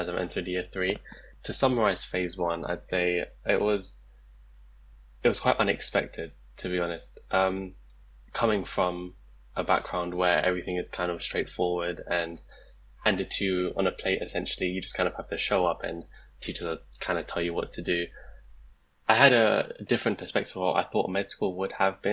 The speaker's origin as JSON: {"language": "English", "region": "London", "country": "United Kingdom", "moved": "as an adult", "lives_now": "Leicester, United Kingdom", "said": "I'm originally from London, and I actually did get an offer from a London university, but I chose to move out"}